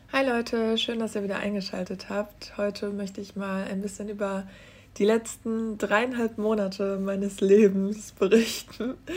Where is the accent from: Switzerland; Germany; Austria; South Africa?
Germany; ich bin auf dem Land aufgewachsen